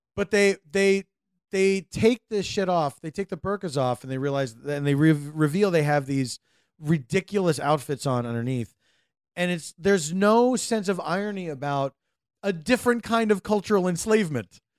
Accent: United States; as an American

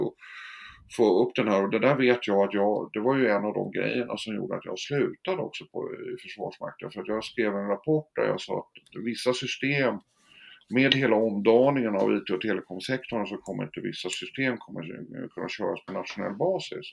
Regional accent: Stockholm, Stockholm County, Sweden; jag är född och uppvuxen i Stockholm, eh, om inte det hörs, på Östermalm

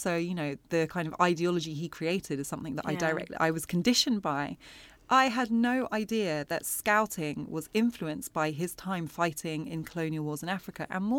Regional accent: Wimbledon, London, United Kingdom; Like, there's a chapter about where I grew up in Wimbledon. And I think Wimbledon is a very English part of London.

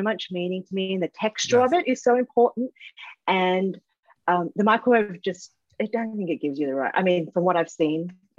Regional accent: Sydney, New South Wales, Australia; from Sydney. I'm from

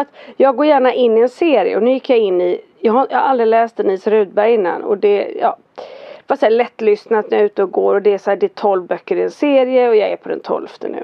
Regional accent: Fjällbacka, Västra Götaland, Sweden; jag är från Fjällbacka

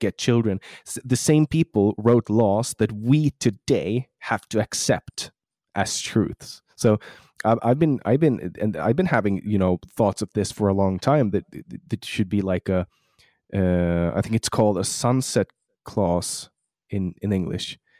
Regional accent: Mariehamn, Åland Islands; accent: Åland Islander; now in Sweden; In my hometown, which is uh, yeah. pr- pretty cool because uh, you know it's like we're ten thousand people in Mariehamn

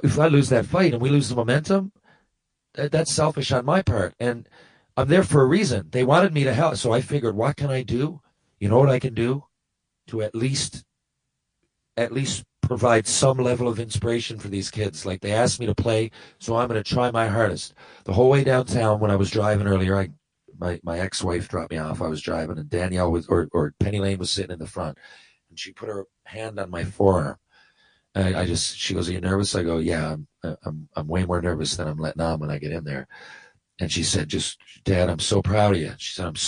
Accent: St. John's, Newfoundland and Labrador, Canada; my hometown

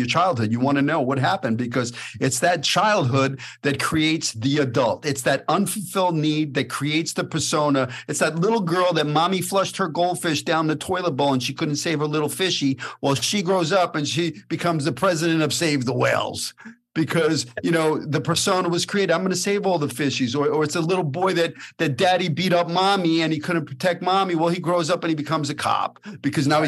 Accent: New York City, New York, United States; we grew up in Brooklyn. We're a product of that environment

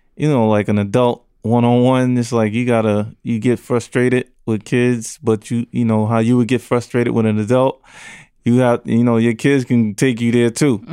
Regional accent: New York City, New York, United States; I grew up in Brownsville, New York, Brownsville, Brooklyn, excuse me, New York

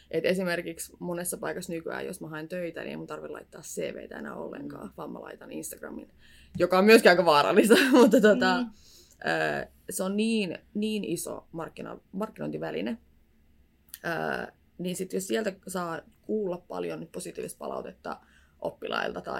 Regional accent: Tampere, Pirkanmaa, Finland; Ja mä oon Tampereelta kotoisin alkuperin. Nyt mä oon asunut täällä puolitoista vuotta.

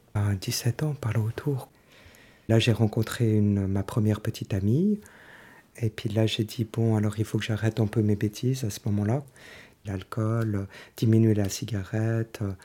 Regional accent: Lausanne, Vaud, Switzerland; j'ai 48 ans, euh, je viens de Lausanne.

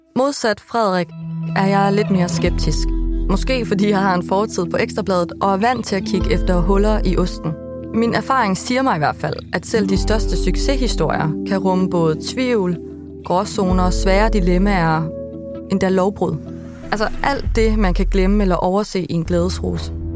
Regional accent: Vildbjerg, Central Denmark Region, Denmark; i Vildbjerg, hvor jeg er fra

